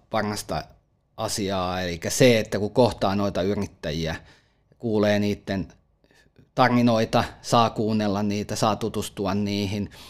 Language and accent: Finnish; Lahti, Päijät-Häme, Finland; itse olen lahtelainen